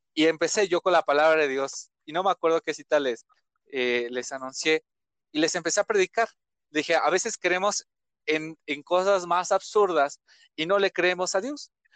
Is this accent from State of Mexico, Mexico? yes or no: yes; Ecatepec, State of Mexico, Mexico; Soy originario de Catepec, estaba de México